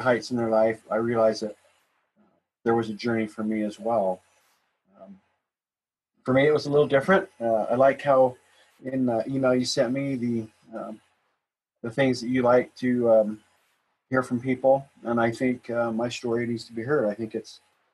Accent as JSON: {"language": "English", "town": "Midvale", "region": "Utah", "country": "United States", "tie": "born or raised there", "also_born_or_lived": "Santa Cruz, Utah", "said": "I was raised in Midvale, South Salt Lake."}